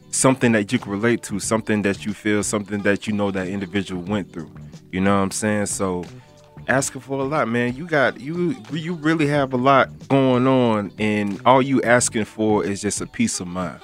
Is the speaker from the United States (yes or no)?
yes; Broward County, Florida, United States; Now you know you boy from Florida. You feel me? I'm from Broward County.